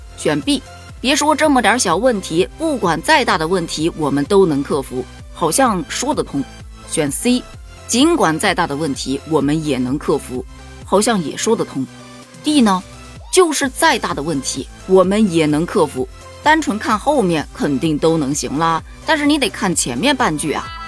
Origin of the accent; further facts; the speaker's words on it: China; 作为中国人，我骄傲